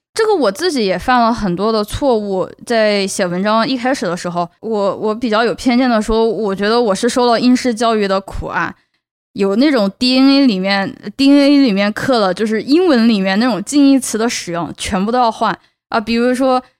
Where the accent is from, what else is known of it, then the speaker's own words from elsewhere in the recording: China; accent: Chinese; first language Chinese; moved away as an adult; now in United States; 我是从中国来的，我有中国， 我有中国口音